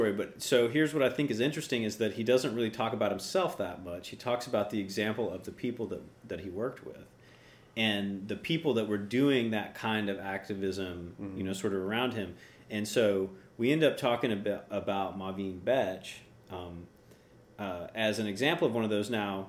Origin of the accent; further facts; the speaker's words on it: Tennessee, United States; moved away as an adult; now in Florida, United States; I'm not originally from Florida. I moved here about 20 years ago from East Tennessee. I have a deeper history with Florida than